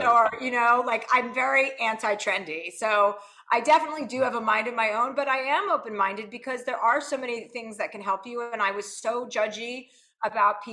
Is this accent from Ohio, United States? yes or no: no; New Jersey, United States; now in Los Angeles, United States; I'm from New Jersey